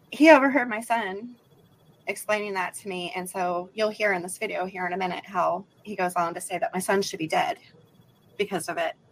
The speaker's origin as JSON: {"language": "English", "region": "West Coast", "country": "United States", "moved": "yes", "lives_now": "Alabama, United States", "said": "I live in Alabama, but I'm sure you guys can tell by my accent I'm not from Alabama. I'm from the West Coast."}